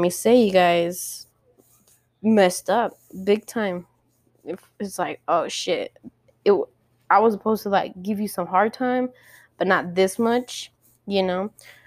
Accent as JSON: {"language": "English", "town": "El Paso", "region": "Texas", "country": "United States", "tie": "born or raised there", "said": "I come from El Paso, and El Paso is not the biggest, unless you live in the west side, but I'm on the far east side, honey. Nothing's big around here"}